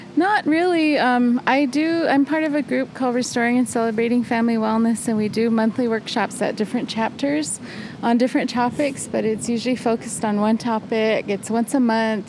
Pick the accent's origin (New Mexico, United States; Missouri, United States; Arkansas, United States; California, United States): New Mexico, United States; Shiprock; I'm from Shiprock